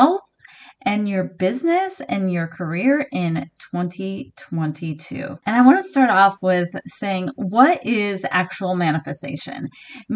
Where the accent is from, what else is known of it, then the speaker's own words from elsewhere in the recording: San Diego, California, United States; now in Pacific Northwest, United States; I am originally from San Diego, California. I was born in La Jolla.